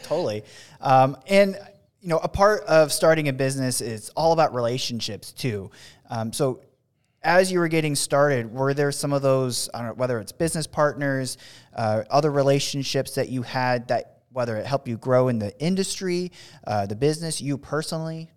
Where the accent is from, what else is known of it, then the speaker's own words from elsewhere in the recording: West Coast, United States; I'm from the West Coast